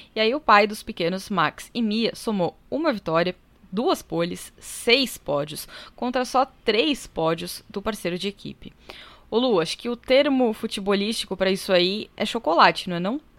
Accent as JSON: {"language": "Portuguese", "country": "Brazil", "said": "nós que somos brasileiros"}